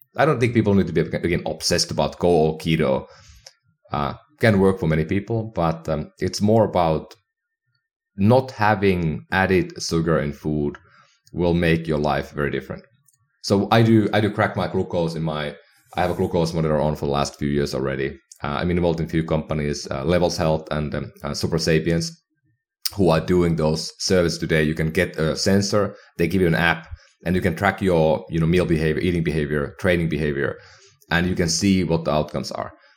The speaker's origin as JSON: {"language": "English", "country": "Finland", "tie": "born or raised there", "moved": "yes", "lives_now": "United States", "said": "my hometown in Finland"}